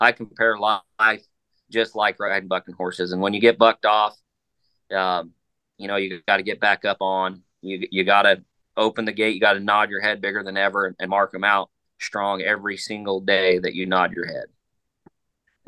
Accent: Utah, United States; my home state of Utah

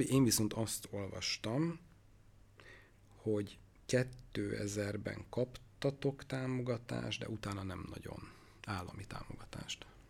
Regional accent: Debrecen, Hajdú-Bihar, Hungary; én Debreceni vagyok

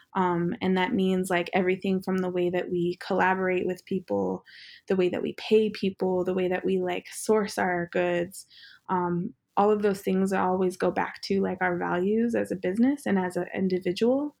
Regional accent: Northern Cheyenne Reservation, Montana, United States; now in Los Angeles, United States; one gas station on our reservation, um, Northern Cheyenne Reservation

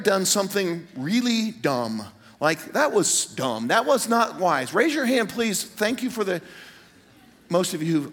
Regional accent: Greenwood, Indiana, United States; moved away; I'm in my hometown, Greenwood, Indiana, suburb of Indianapolis

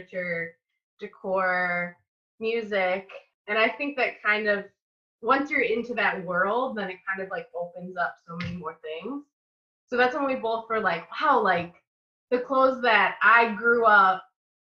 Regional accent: Joliet, Illinois, United States; now in Chicago, United States; the suburbs, you know, growing up

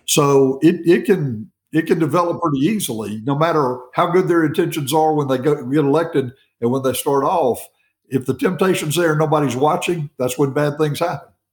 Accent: Tuscaloosa, Alabama, United States; also born or lived in Birmingham, Alabama / Vestavia Hills, Alabama; now in Trussville, United States; We moved to Tuscaloosa, and that's where I grew up and lived uh, into, I guess, four, my 40th, 41st birthday, right around then.

